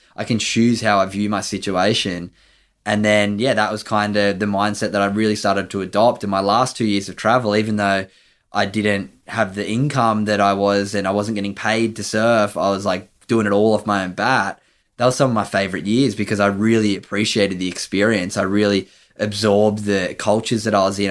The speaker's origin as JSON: {"language": "English", "town": "Sydney", "region": "New South Wales", "country": "Australia", "tie": "born or raised there", "said": "I grew up on Sydney's northern beaches, a beautiful little town called North Narrabeen."}